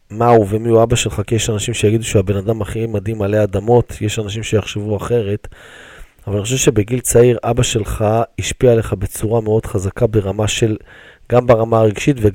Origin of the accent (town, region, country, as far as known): Jerusalem, Jerusalem District, Israel